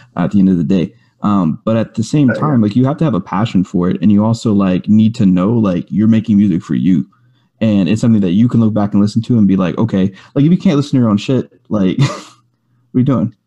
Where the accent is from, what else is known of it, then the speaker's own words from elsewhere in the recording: Rosenberg, Texas, United States; I grew up in Rosenberg, Richmond over in in, in Houston that area, kind of outskirts